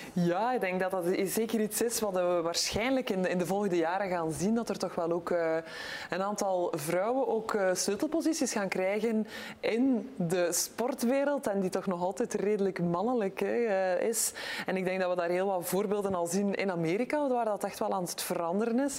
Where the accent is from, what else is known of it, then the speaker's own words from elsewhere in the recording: Belgium; als Belgische, als Europese